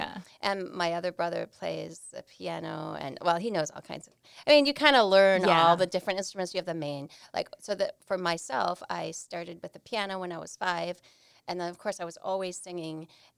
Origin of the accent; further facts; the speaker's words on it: Milwaukee, Wisconsin, United States; Well, I am a hometown Milwaukee girl.